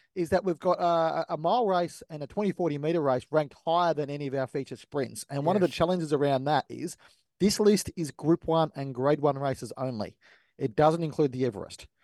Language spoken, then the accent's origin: English; Australia; as an Australian fan